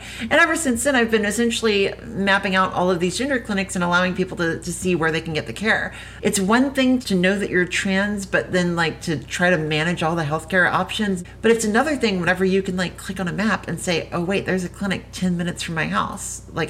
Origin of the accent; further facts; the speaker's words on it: southern Louisiana, United States; only 20 minutes from where I grew up because I'm from Louisiana myself.